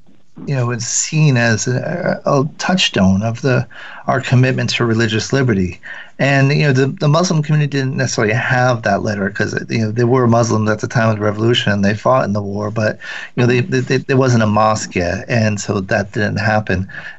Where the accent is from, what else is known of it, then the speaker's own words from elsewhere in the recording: Rhode Island, United States; I grew up in Rhode Island.